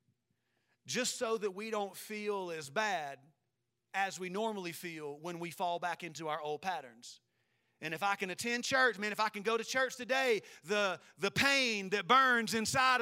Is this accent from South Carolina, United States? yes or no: yes; South Carolina, United States; I'm from South Carolina, so we say caramel